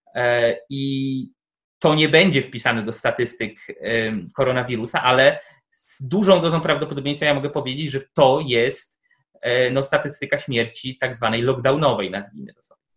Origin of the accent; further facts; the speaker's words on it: Tomaszów, Poland; z mojego rodzinnego miasta, czyli z Tomaszowa